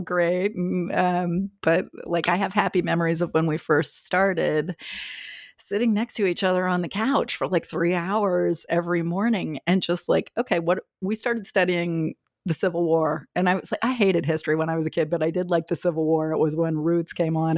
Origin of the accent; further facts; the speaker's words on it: Indiana, United States; moved away; Growing up in Indiana